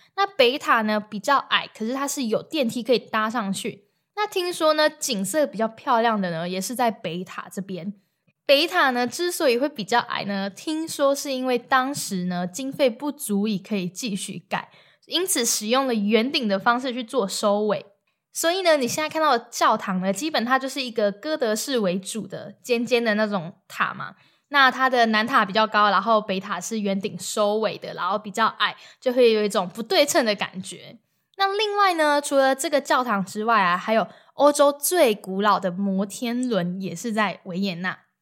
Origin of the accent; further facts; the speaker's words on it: Taiwan; moved away; 我们在台湾买电影票的时候啊，不是都要加饮料、加爆米花会比较便宜吗？